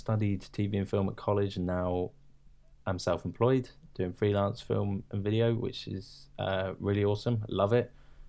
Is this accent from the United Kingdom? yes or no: yes; Devon, South West England, United Kingdom; now in Cardiff, United Kingdom; I'm 21 years old. I'm from Devon, but currently living in Cardiff in Wales.